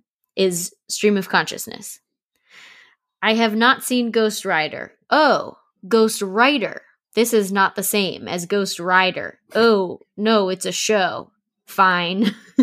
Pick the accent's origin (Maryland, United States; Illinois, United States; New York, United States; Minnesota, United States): Maryland, United States; Kind of everywhere, but mostly Maryland.